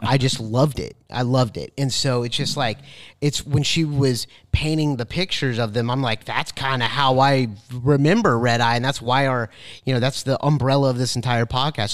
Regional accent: Tallahassee, Florida, United States; I was born in Tallahassee

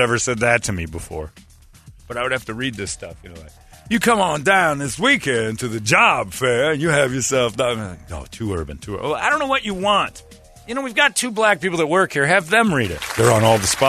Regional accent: Mesa, Arizona, United States; I'm 26. I'm from Mesa

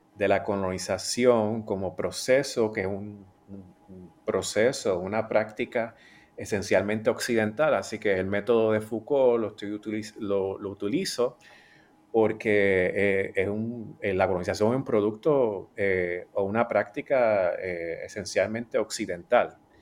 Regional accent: Puerto Rico; yo soy puertorriqueño y soy caribeño y latinoamericano

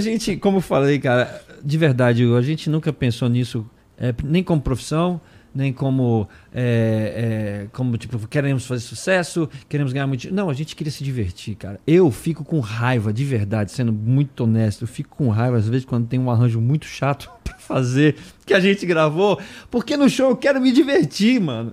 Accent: Brasília, Federal District, Brazil; moved away; me tiraram de Brasília, eu sou o único que não sou de São Paulo

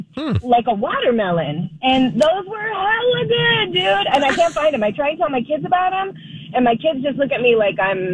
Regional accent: California, United States; moved away; So I'm from the West Coast. I'm from California.

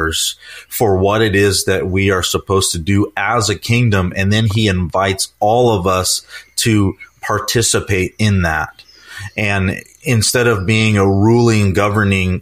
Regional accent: United States; as an American

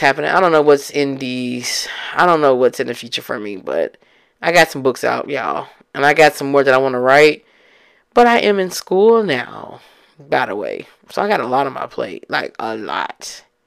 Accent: Memphis, Tennessee, United States; I'm from Memphis

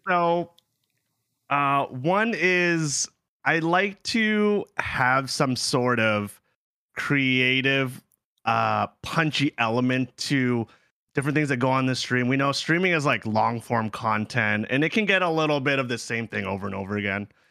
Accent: Ontario, Canada; also born or lived in South Korea; We're both from Ontario

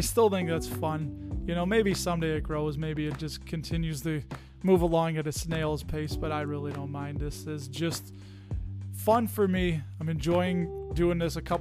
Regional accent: Chicago, Illinois, United States; accent: Chicago; was a product of the public education system here in the state of Illinois.

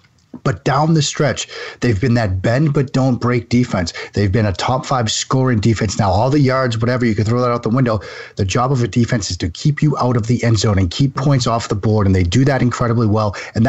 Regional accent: Waltham, Massachusetts, United States; accent: Boston; moved away; I grew up a Patriots fan, born and raised in Waltham, Massachusetts, just outside Boston. The accent still gives it away. Despite leaving the Boston area in, I kid you not, 1995, I have yet to shake it.

